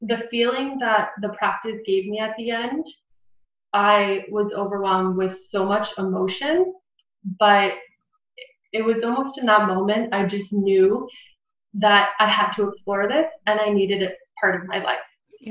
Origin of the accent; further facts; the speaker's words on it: Barrie, Ontario, Canada; I was born and raised in Barrie